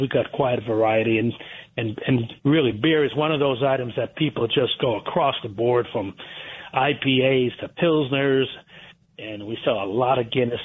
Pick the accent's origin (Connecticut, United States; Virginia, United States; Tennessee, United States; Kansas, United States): Connecticut, United States; Trumbull; I was raised in Trumbull, Connecticut.